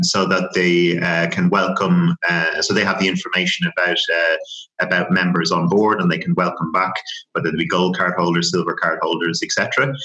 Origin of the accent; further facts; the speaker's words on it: Dublin, Leinster, Ireland; moved away as an adult; also born or lived in France / Leeds; now in United Kingdom; born and raised in Dublin, as you as as you know, and the accent will give it away